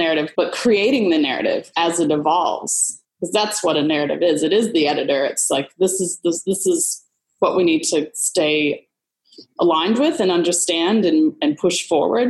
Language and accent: English; Michigan, United States; now in Melbourne, Australia; I'm originally from Michigan. I live in Melbourne now